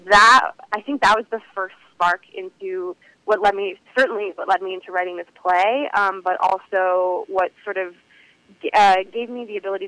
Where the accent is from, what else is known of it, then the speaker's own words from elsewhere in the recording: United States; also born or lived in Israel; I was five, so I grew up in the United States.